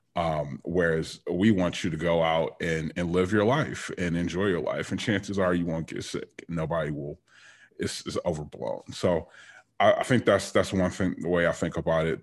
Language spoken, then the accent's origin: English; Detroit, Michigan, United States; I was born and raised in Detroit